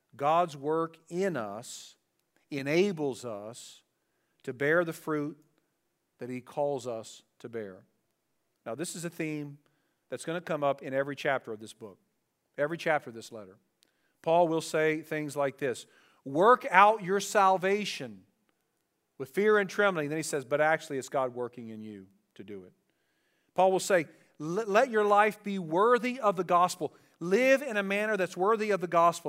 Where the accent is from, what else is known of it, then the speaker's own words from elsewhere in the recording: Dayton, Ohio, United States; growing up in Dayton, Ohio, and we lived in the city where our houses were very close to each other